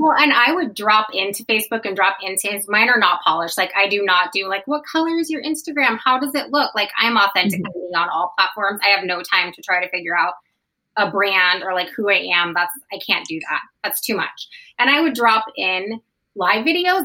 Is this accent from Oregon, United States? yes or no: yes; Portland, Oregon, United States; we're both from Portland